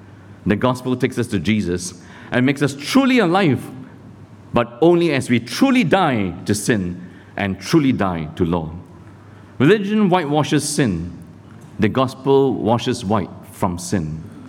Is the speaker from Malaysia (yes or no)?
yes; Malaysia; also born or lived in Sydney, Australia; now in Singapore; I'm a Christian too. I was born in Malaysia. Got converted here at Billy Graham Crusade in Sydney.